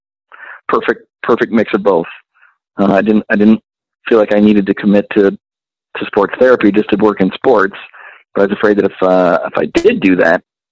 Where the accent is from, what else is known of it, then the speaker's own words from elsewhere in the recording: Midwest, United States; being born and raised in the Midwest and being in a very rural area